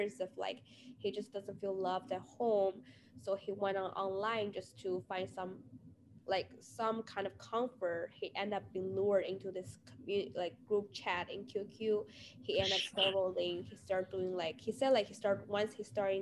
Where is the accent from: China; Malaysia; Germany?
China; moved away; my home country.